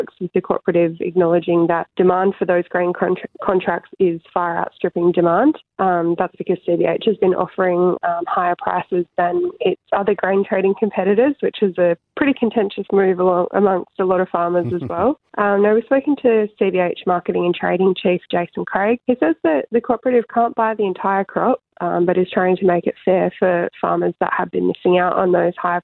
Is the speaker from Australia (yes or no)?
yes; Kununurra, Western Australia, Australia; I grew up in Kununurra.